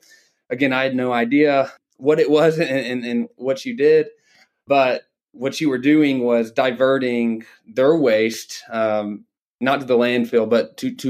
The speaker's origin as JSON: {"language": "English", "town": "Dalton", "region": "Georgia", "country": "United States", "tie": "born or raised there", "said": "I grew up in Dalton, Georgia, in the carpet capital of the world."}